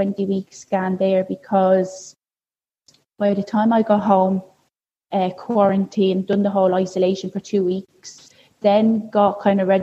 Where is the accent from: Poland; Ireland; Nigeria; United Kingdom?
Ireland; Dublin, Leinster; also born or lived in Australia; now in Walkinstown, Dublin, Ireland; I'm living over in Walkinstown. I'm originally from Finglas.